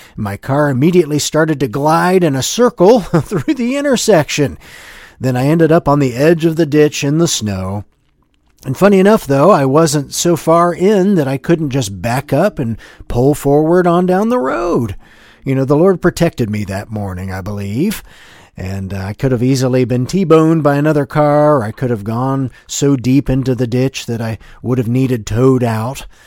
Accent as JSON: {"language": "English", "region": "Ohio", "country": "United States", "tie": "born or raised there", "said": "growing up in Ohio"}